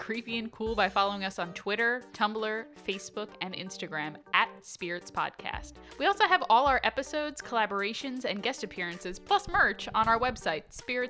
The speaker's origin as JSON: {"language": "English", "region": "Utah", "country": "United States", "said": "I'm from Utah. There's a lot of church-owned properties near me."}